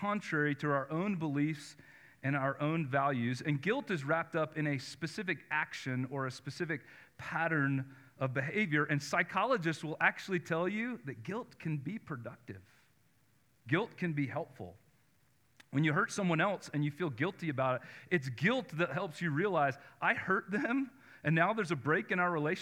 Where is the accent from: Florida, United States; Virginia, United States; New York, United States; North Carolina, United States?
North Carolina, United States; I grew up in North Carolina